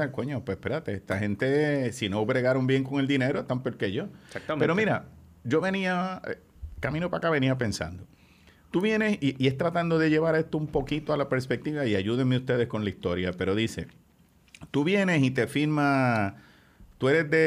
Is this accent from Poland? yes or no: no; Bayamón, Puerto Rico; Pero es que yo soy de Bayamón